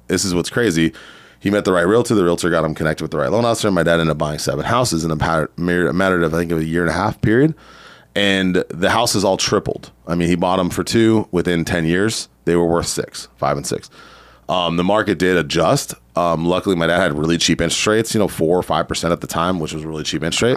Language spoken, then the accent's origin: English; San Diego, California, United States; also born or lived in Riverside County, California; I grew up in San Diego.